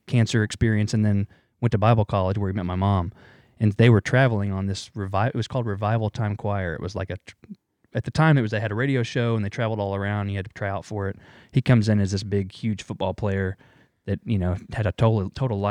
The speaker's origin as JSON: {"language": "English", "town": "Oklahoma City", "region": "Oklahoma", "country": "United States", "tie": "born or raised there", "also_born_or_lived": "Chicago, Illinois / Mustang, Oklahoma", "said": "since I was probably, I don't know, four, I've been in Oklahoma City."}